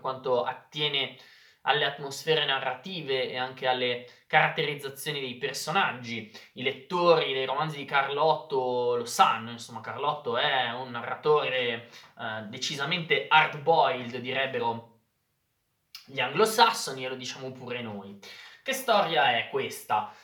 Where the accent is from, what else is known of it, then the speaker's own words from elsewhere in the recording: Lombardy, Italy; accent: Lombard; si parla tanto lombardo, si parla tanto il mio dialetto